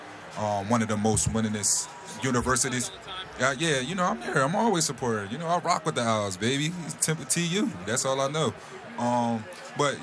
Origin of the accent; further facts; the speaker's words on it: Philadelphia, Pennsylvania, United States; playing for my hometown team